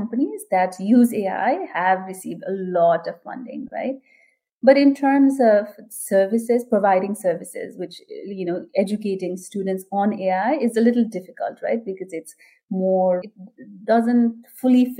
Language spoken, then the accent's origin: English; Nepal; now in New Jersey, United States; I am originally from Nepal